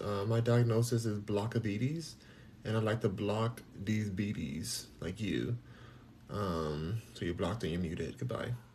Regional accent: United States; I'm American

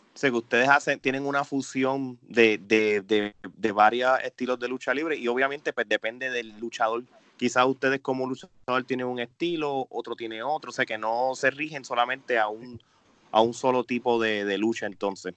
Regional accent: Puerto Rico; nosotros somos puertorriqueños

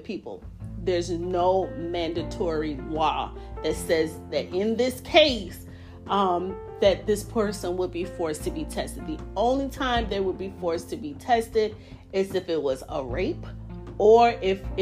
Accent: New York, United States; now in North Carolina, United States; I did my home state of New York, not specifically New York City, but the state of New York

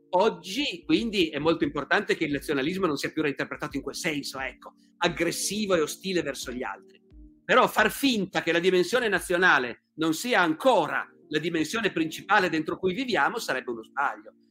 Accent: Turin, Piedmont, Italy; un torinese, come sono io

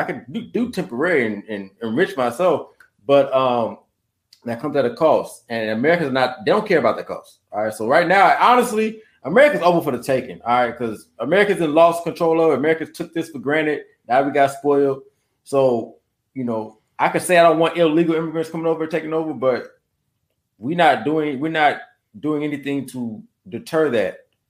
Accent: United States; as much as I am American first and ADOS first

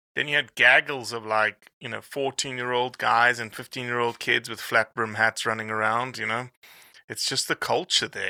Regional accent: South Africa; moved away as an adult; now in United States; I'm still a South African

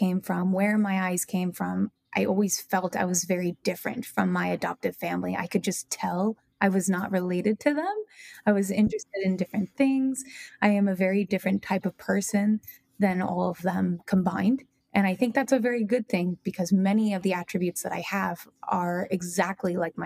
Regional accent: New Jersey, United States; also born or lived in Moscow, Russia; I grew up in New Jersey for all of my life

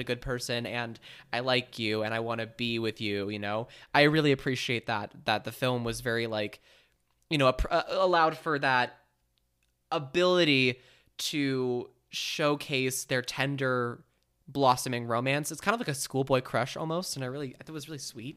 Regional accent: Bay Area, California, United States; I grew up in the Bay Area

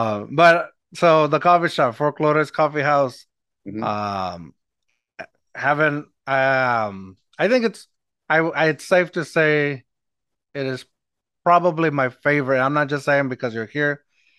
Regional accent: Eagle Pass, Texas, United States; now in San Antonio, United States

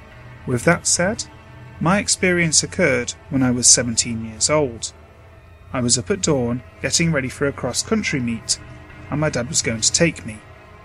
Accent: California, United States; The house I grew up in was in the Central Valley of California, and I believed it to be haunted.

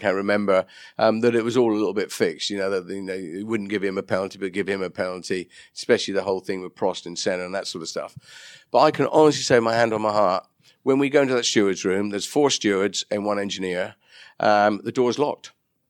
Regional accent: United Kingdom; Well, I'm very British, as you know

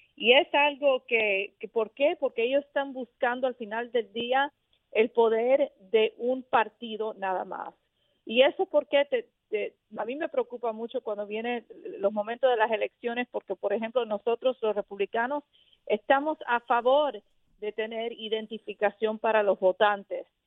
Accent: Miami, Florida, United States; soy de la Florida originalmente, me crié en Miami

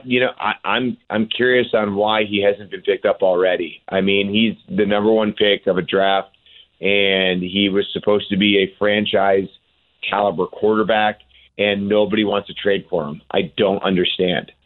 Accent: Cleveland, Ohio, United States; Cleveland, my hometown

